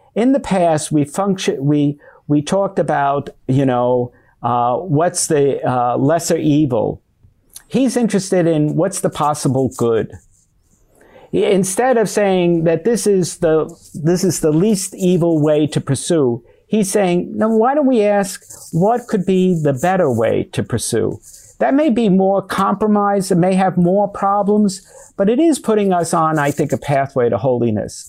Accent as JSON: {"language": "English", "country": "United States", "also_born_or_lived": "Rome, Italy", "said": "I, as an American"}